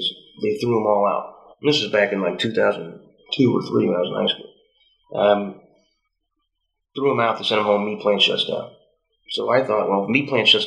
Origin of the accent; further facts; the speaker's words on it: Western Illinois, United States; I grew up in Western Illinois